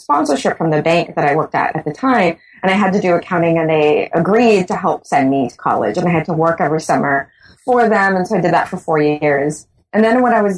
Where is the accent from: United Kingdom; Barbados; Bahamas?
Bahamas; moved away as an adult; also born or lived in St. Augustine, Trinidad and Tobago; now in Trinidad and Tobago; I am born and raised in the Bahamas